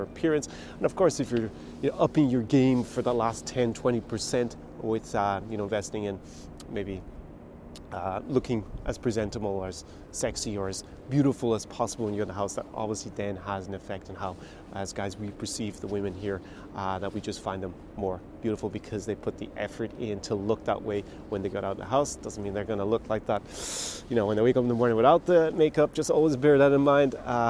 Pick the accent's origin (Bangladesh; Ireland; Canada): Ireland; moved away as an adult; I was back in my birth country, my home country of Ireland